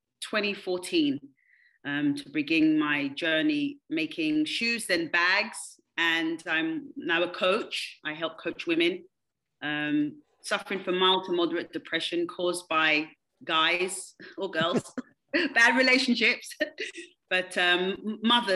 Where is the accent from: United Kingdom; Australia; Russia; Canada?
United Kingdom; London; moved away as an adult; also born or lived in Kansas City; now in United States; I'm originally from London, England. I've lived here now for 21 years.